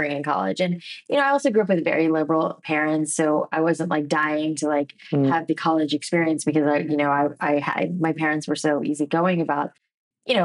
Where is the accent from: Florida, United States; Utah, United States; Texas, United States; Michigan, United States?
Florida, United States; South; I grew up in South Florida